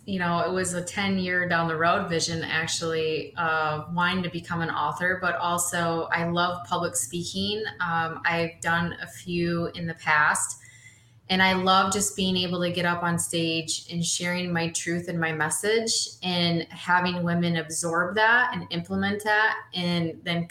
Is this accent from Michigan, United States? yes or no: yes; Holland, Michigan, United States; I'm born and raised in Holland, Michigan. I've lived here my whole life.